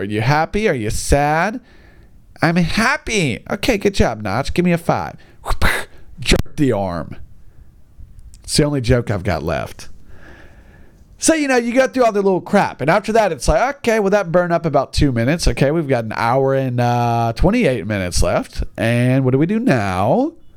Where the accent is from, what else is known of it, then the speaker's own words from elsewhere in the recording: United States; I'm just an American